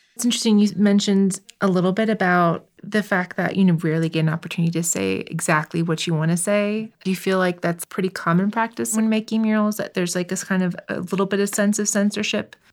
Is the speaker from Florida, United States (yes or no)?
yes; Miami, Florida, United States; I'm from Miami. Uh, my, my parents are Cuban immigrants